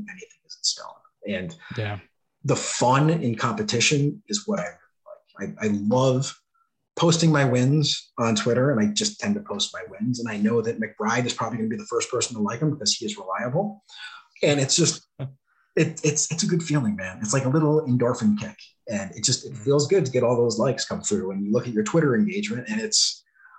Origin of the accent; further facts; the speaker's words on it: United States; I'm from the States.